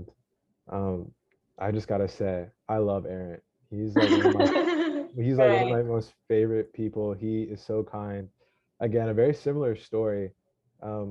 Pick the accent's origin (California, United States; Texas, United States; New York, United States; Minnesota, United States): Texas, United States; Dallas; moved away; I'm Mexican and I was born and raised in Dallas, Texas, but I don't speak Spanish